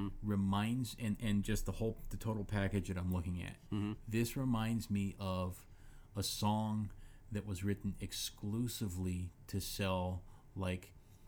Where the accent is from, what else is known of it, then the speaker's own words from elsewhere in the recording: Pittsburgh, Pennsylvania, United States; I'm from Pittsburgh. Right. The area.